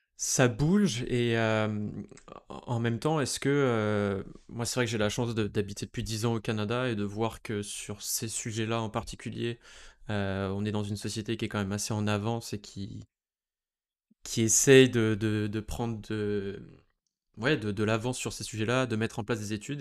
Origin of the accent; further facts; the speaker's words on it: France; en tant que Français, euh, né en France